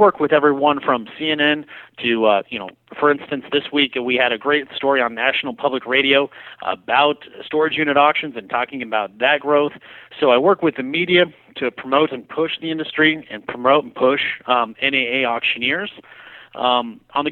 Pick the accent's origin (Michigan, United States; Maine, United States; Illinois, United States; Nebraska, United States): Nebraska, United States; I am a proud Nebraskan, so I hail from the Good Life State